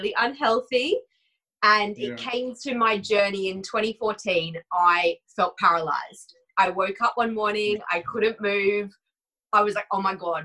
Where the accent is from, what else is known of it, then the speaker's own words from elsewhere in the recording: Australia; moved away as an adult; now in United Kingdom; So I am Aussie. I grew up in Australia. I've actually been in the UK 10 years today.